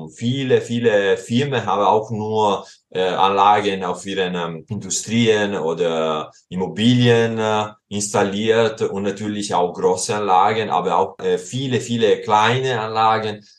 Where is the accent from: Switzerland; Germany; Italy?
Italy; Southern Italy; born there; German is a second language; ich wurde in Süditalien geboren und äh, vor zwei Jahren war ich dort wieder im Sommer während der Pandemie